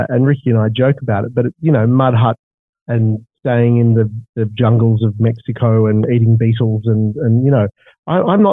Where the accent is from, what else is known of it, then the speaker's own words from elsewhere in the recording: Australia; I come from Australia where we have deserts and we have ski fields